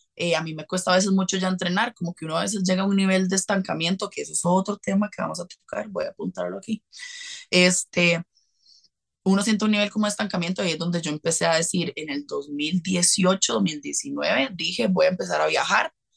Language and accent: Spanish; Costa Rica; soy de Costa Rica